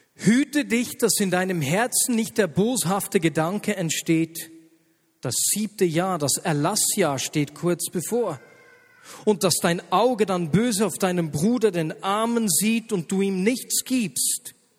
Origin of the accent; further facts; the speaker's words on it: Switzerland; hier bei uns in der Schweiz